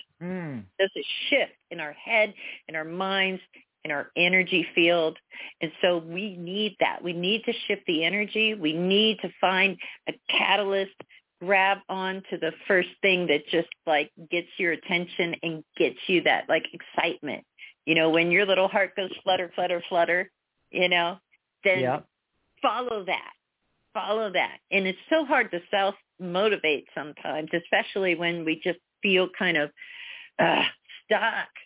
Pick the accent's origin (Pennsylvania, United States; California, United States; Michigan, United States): Pennsylvania, United States; moved away; from Pennsylvania originally